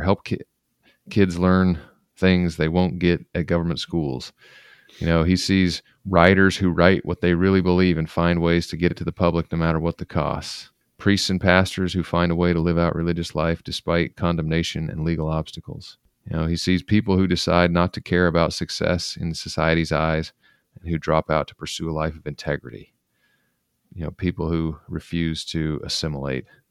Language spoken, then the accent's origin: English; Utah, United States; I grew up in Utah, and all of my neighbors were Mormon